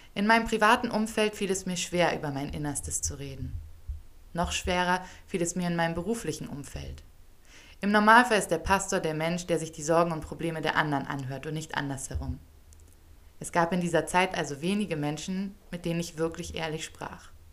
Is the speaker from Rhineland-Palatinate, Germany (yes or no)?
no; Hamburg, Germany; moved away as an adult; now in Ethiopia; in Hamburg, wo ich groß geworden bin